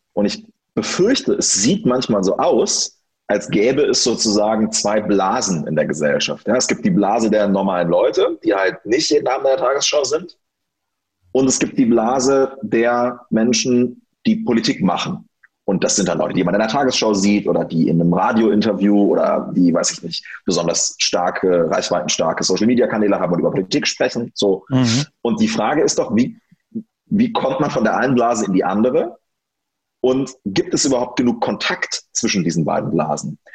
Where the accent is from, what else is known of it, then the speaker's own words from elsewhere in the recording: near Göttingen, Lower Saxony, Germany; also born or lived in Wolfenbüttel / Hamburg; ich bin da 1989 geboren und ähm, habe dann da gelebt, bis ich sieben Jahre alt war